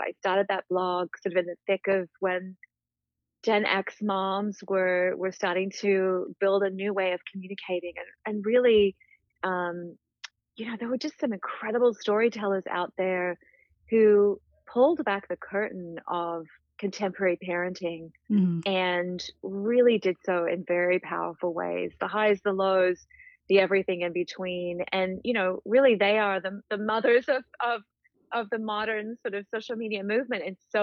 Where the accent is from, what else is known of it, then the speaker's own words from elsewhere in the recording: Australia; moved away as an adult; also born or lived in New Zealand / South Africa / United Kingdom; now in Connecticut, United States; I was raised in Australia, born and raised in Australia, several years of my childhood in New Zealand, South Africa, 5 years in the UK